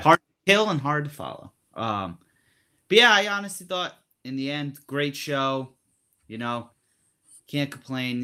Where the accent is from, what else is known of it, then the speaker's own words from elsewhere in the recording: Rhode Island, United States; I'm from Rhode Island